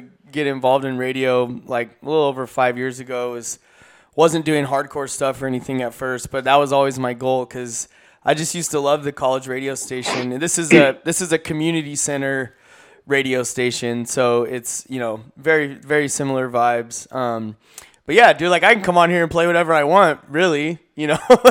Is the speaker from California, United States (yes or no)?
yes; California, United States; in the town I grew up in California